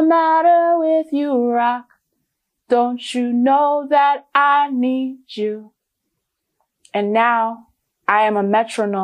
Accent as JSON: {"language": "English", "town": "Bridgeport", "region": "Connecticut", "country": "United States", "tie": "born or raised there", "said": "my dad took me to this small music school in Bridgeport, Connecticut, my hometown"}